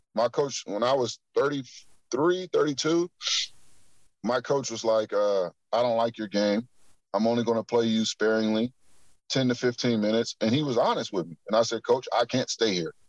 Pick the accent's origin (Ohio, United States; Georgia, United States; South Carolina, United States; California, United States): Ohio, United States; Akron; I'm from Akron